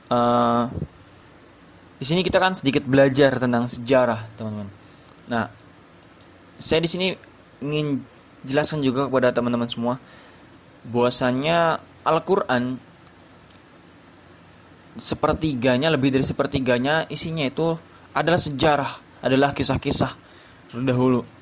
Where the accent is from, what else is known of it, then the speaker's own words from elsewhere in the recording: Subang, West Java, Indonesia; born there; saya lahir di Subang 15 Juli 2001 suku saya Sunda Jawa Barat